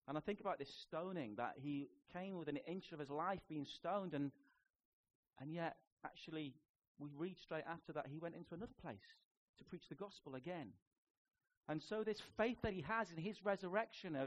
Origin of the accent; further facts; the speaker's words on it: Newcastle upon Tyne, North East England, United Kingdom; accent: Geordie; moved away; And I grew up in Biker. We are Biker Grove, you know. I can do a Geordie accent. I was in Biker for 16 years of my life, and I was in Newcastle for 19